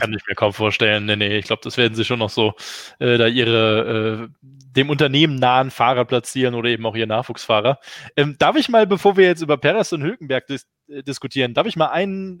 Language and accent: German; Germany; als Deutscher